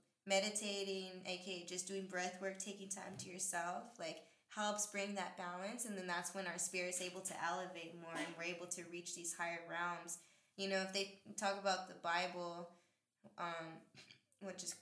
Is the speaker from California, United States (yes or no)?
yes; Pomona, California, United States; Pomona, that's my hometown